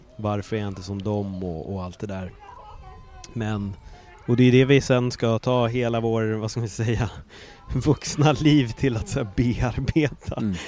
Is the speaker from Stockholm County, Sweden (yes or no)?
yes; Stockholm, Stockholm County, Sweden; moved away; also born or lived in Östberga, Stockholm; jag var bara en jävla stockholmare